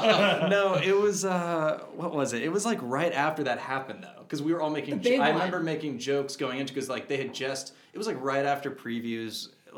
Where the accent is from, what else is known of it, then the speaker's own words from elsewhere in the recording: Pittsburgh, Pennsylvania, United States; I'm from Pittsburgh.